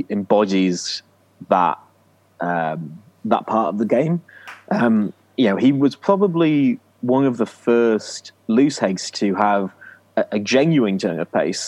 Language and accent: English; Yorkshire and the Humber, United Kingdom; also born or lived in Lancashire; I grew up in Yorkshire. I was born in Lancashire, but grew up in Yorkshire.